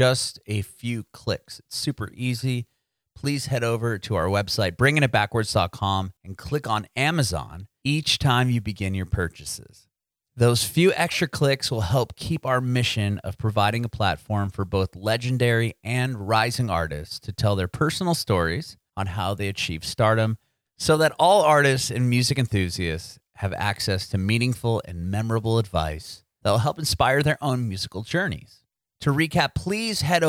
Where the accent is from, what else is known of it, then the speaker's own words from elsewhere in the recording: San Diego, California, United States; moved away as an adult; also born or lived in Rancho Bernardo; now in Nashville, United States; I grew up in Penasquito's Poway area